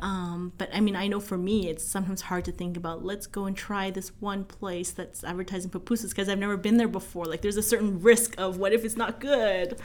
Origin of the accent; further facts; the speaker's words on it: Vancouver, British Columbia, Canada; now in Calgary, Canada; I'm from Vancouver, and a lot of my friends in Vancouver